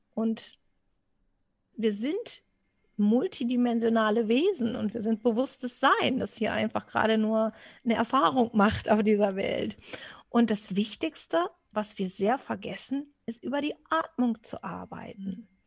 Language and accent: German; Portugal; also born or lived in Wistinghauser Senne area, Germany; now in Germany; für mich als äh, Portugiese